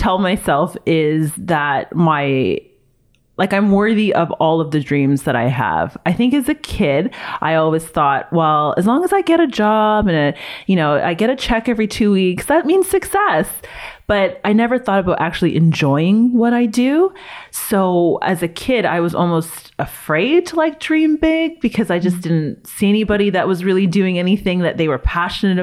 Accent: Toronto, Ontario, Canada; growing up in Toronto

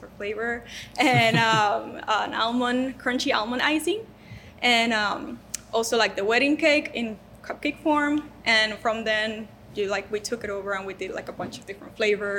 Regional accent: Puerto Rico; moved away as an adult; now in United States; I came from Puerto Rico when I was 19, and I married to a Mexican

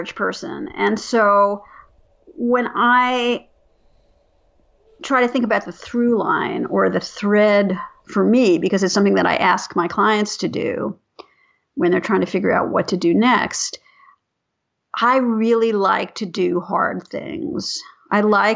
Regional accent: New York, United States; I grew up in New York

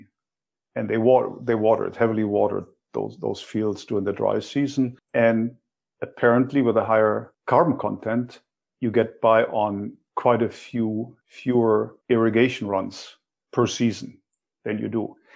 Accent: Germany; moved away; my own background growing up in Germany

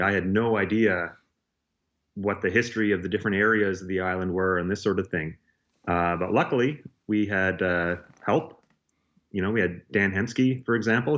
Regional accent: Nova Scotia, Canada; I grew up in Nova Scotia

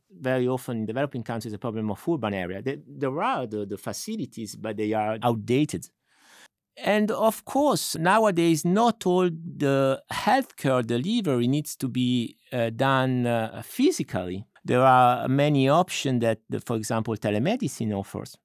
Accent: Milan, Lombardy, Italy; moved away; I'm originally from Milan.

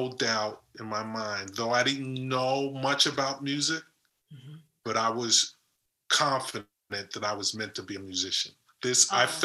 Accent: the South, United States; moved away as an adult; also born or lived in Boston; I was from the South

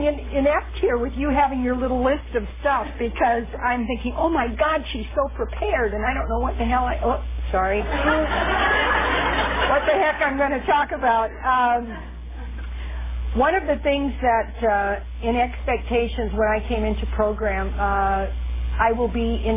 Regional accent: Midwest, United States; now in California, United States; I'm from the Midwest

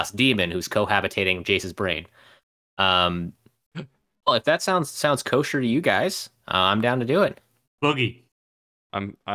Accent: London, United Kingdom; I'm from London.

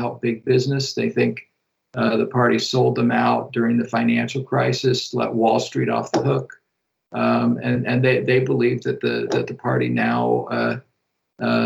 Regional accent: Midwest, United States; also born or lived in Iowa; I'm a Midwesterner myself

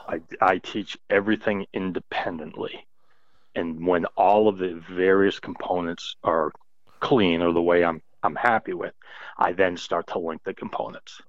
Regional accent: New England, United States; growing up in New England

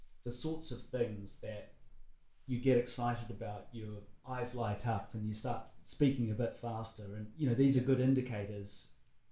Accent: New Zealand; as a Kiwi who grew up in an isolated place pre-internet

